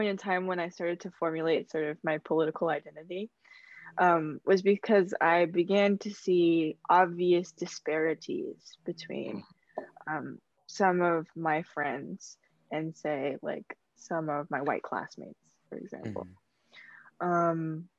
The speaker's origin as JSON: {"language": "English", "town": "Fairfield", "region": "California", "country": "United States", "tie": "born or raised there", "said": "I am from NorCal, Fairfield. I don't rep Fairfield, by the way. The 707 area."}